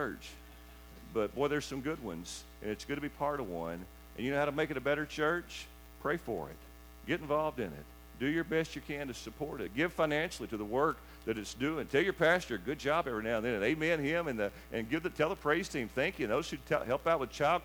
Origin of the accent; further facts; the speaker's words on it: Lamasco, Kentucky, United States; I grew up on Highway 93 on the other side of Lamasco